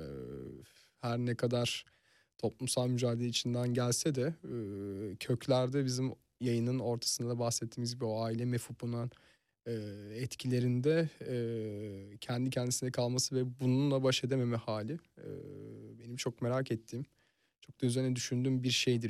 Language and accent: Turkish; Fethiye, Antalya, Turkey; now in Istanbul, Turkey; Yani Fethiye'liyim ve e, görece Türkiye'nin rahat şehirlerinde büyüdüm. Hmm. Yani e, Antalya'da geçti çocukluğum